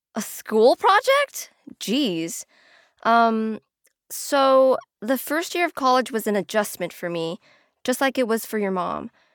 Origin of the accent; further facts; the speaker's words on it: SoCal, California, United States; growing up in SoCal